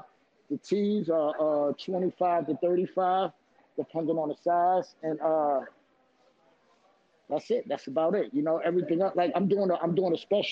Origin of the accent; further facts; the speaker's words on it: New York City, New York, United States; I'm from Queens, New York City